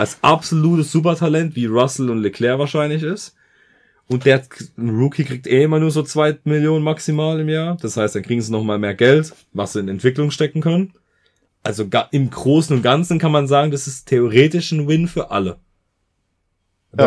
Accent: Germany; bei uns in Deutschland

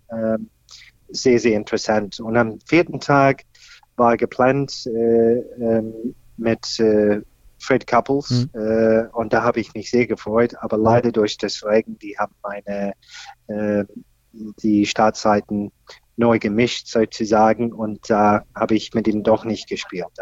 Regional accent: Australia; German is a second language; moved away as an adult; now in Berlin, Germany; ich komme ursprünglich aus Australien, da bin ich aufgewachsen

